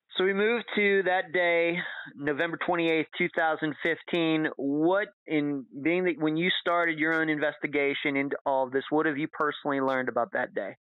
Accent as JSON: {"language": "English", "country": "United States", "said": "as an American"}